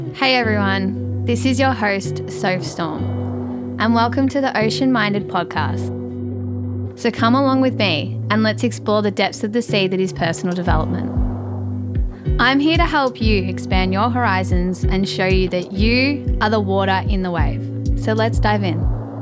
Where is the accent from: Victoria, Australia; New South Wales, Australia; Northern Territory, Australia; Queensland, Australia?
Victoria, Australia; Melbourne; accent: Aussie; I was born and raised in Melbourne, Victoria